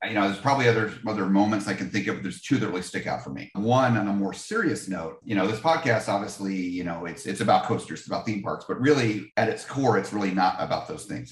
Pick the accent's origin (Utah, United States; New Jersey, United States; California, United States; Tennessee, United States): New Jersey, United States; I'm from New Jersey.